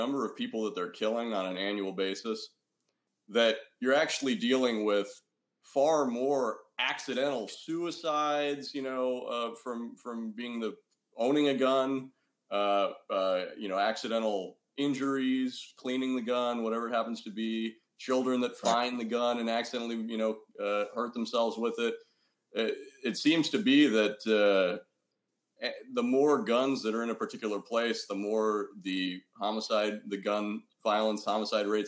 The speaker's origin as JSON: {"language": "English", "country": "United States", "said": "I can only speak as obviously an American here"}